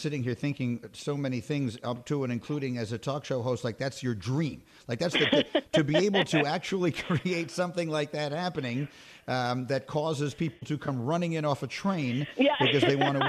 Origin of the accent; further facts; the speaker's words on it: New York City, New York, United States; I grew up in New York City in the 70s, and for anyone who didn't grow up in New York City in the 70s, and both of my parents are from the Bronx